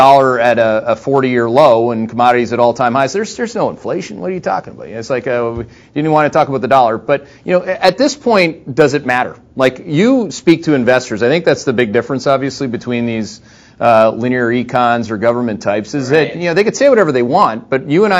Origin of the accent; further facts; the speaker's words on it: Canada; accent: Canadian; my Canadian accent